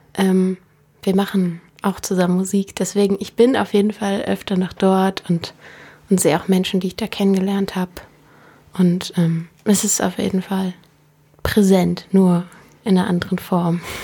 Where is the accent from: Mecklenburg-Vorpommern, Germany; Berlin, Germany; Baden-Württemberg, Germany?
Berlin, Germany; ich komme aus Berlin. Ich bin in französisch Buchholz aufgewachsen.